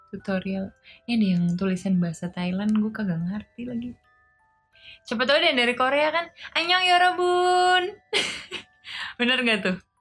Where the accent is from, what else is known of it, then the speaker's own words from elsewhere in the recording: Indonesia; aku juga orang Indonesia